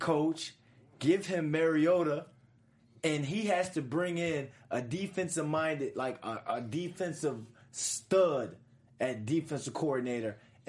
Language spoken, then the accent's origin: English; Virginia, United States; I know I'm from Virginia